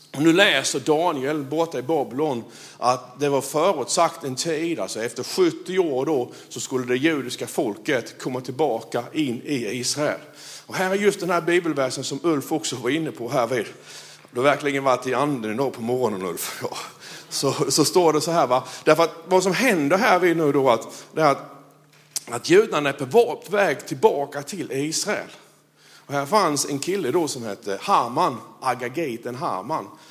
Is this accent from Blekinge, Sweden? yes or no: yes; Blekinge, Sweden; jag är ju från Blekinge